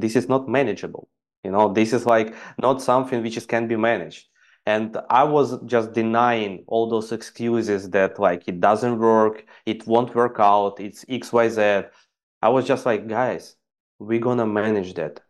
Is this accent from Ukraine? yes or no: yes; Ukraine; English is a second language; moved away as an adult; also born or lived in Dubai; I'm basically from Ukraine and I went to Dubai to earn some